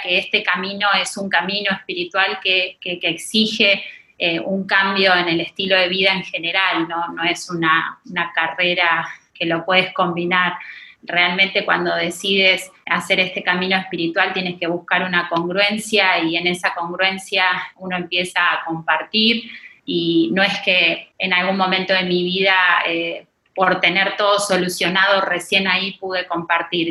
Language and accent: Spanish; Argentina; moved away as an adult; also born or lived in Mexico City, Mexico; now in Riviera Maya, Mexico; Soy argentina, hace 17 años que estoy viviendo en la Ciudad de México